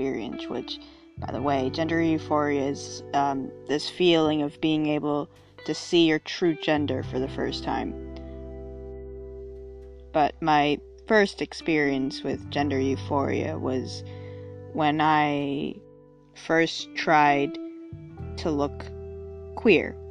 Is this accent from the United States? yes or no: yes; United States; being an American teenager